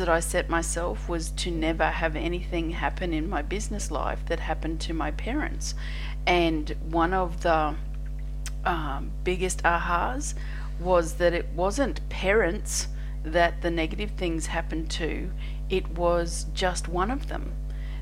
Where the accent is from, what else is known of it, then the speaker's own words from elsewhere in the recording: Australia; I'm an Australian energy healer